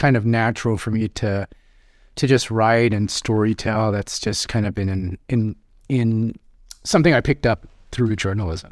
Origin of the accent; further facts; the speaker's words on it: Seattle, Washington, United States; I grew up in South Seattle, uh, and I graduated from Rainier Beach High School